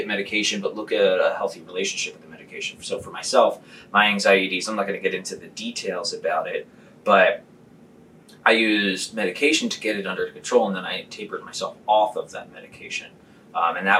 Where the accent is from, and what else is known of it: Philadelphia, Pennsylvania, United States